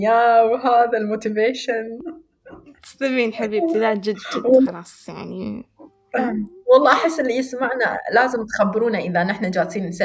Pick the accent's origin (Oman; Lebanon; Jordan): Oman; Rustaq, South Al Batinah; لان انا مش مش من مسقط يعني كذا لهجتي مش مسقط مسقط لا أنا من من منطقة اسمها الرستاق ونحن هناك لهجتنا آه، شوية مختلفة